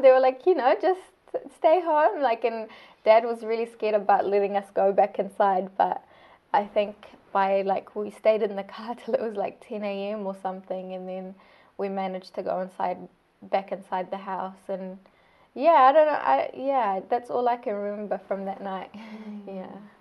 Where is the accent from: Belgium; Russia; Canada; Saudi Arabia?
Saudi Arabia; first language Arabic; English is a second language; now in Christchurch, New Zealand; my home country of Saudi Arabia